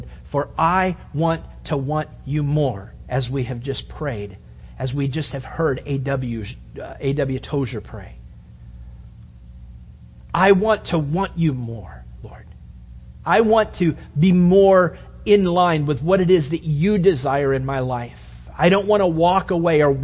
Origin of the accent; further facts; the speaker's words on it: United States